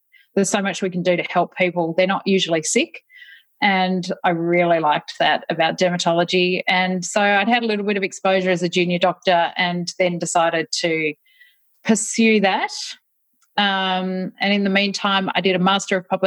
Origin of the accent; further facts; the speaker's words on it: Tasmania, Australia; moved away as an adult; now in Melbourne, Australia; I grew up in Tasmania. My parents actually were both Melburnians, though, and they moved there when I was three. And so I grew up there, went to medical school in Tasmania